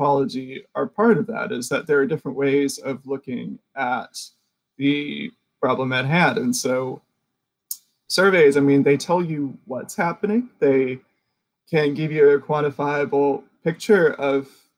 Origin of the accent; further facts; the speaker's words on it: the South, United States; I'm in Richmond, Virginia. You're in New York. And we also have different histories. I'm from the United States and I'm technically Southern